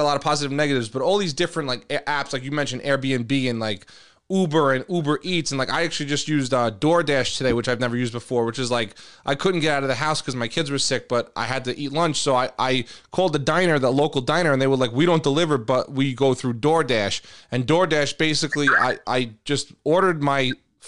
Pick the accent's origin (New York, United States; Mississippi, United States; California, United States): New York, United States; New York City; now in Long Island, United States; growing up in Queens